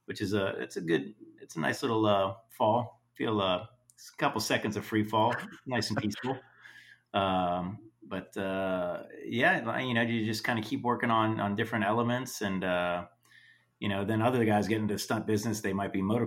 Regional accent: Cocoa Beach, Florida, United States; also born or lived in Orlando, Florida; I grew up in Florida in Cocoa Beach area, and then moved to Orlando

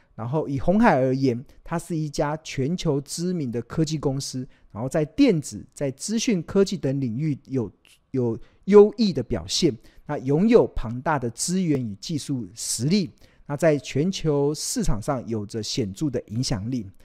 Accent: Taiwan; 我们身为台湾人

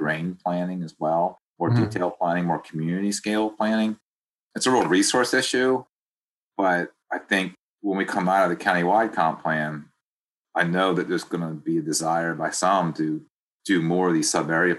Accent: Maryland, United States; now in Delaware, United States; it's my home county, my home state

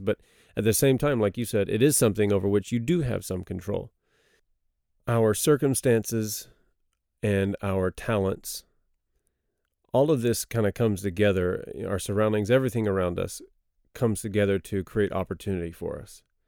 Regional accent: Texas, United States; moved away as an adult; also born or lived in Cambodia; now in South Korea; I'm from Texas

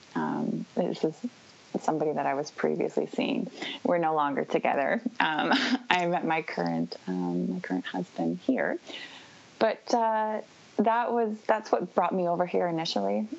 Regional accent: North Vancouver, British Columbia, Canada; moved away as an adult; now in Vancouver Island, Canada; I grew up in uh, North Vancouver. I was born and raised, uh, and I actually moved to Vancouver Island, which is where I'm located right now

